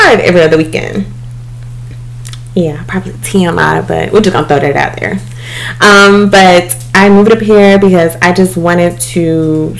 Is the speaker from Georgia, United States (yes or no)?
yes; East Dublin, Georgia, United States; moved away as an adult; now in Atlanta, United States; I am originally from South Georgia, East Dublin to be exact